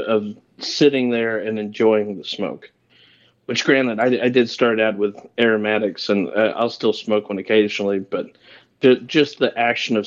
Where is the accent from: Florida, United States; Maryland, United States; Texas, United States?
Texas, United States; Amarillo; born and raised in Amarillo, Texas, up in the top part in the panhandle